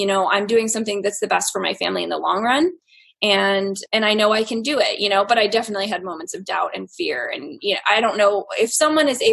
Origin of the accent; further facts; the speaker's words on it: East Coast, United States; now in Nebraska, United States; I am from the East Coast, but currently living in Nebraska. We have lived in a lot of different places in the past few years, so I've kind of bounced all around